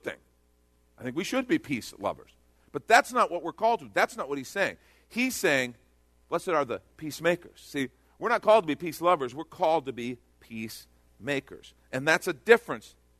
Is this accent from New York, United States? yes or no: no; Texas, United States; I'm from Texas